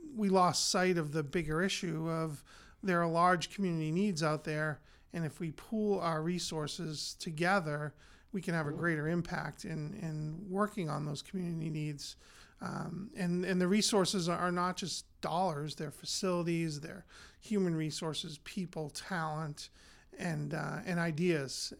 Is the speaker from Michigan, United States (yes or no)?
no; North Andover, Massachusetts, United States; I grew up here in North Andover, attended North Andover Public Schools, uh, graduated from North Andover High School in 1985